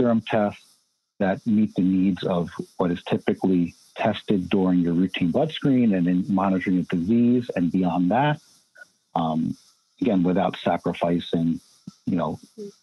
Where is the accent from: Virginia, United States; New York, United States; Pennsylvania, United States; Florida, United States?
New York, United States; growing up in New York